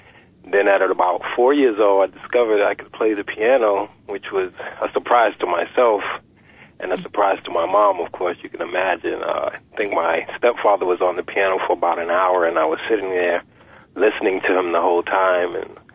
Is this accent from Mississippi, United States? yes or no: no; New York, United States; Yes, I was, right in the projects, in the Wagner projects, in the Upper East Side.